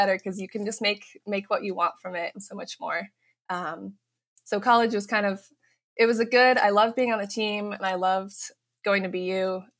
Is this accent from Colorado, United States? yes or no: yes; Fort Collins, Colorado, United States; moved away as an adult; also born or lived in Boston, Massachusetts; I'm from Colorado, actually.